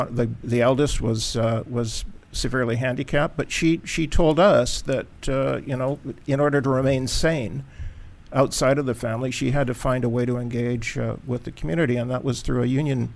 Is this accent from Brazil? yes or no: no; Canada; moved away; I'm a Canadian by birth, grew up on the West Coast.